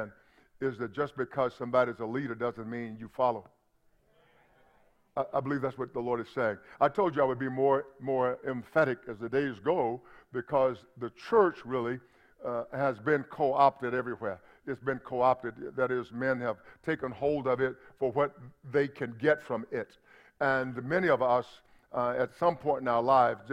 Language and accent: English; United States; I'm an American because I was born in America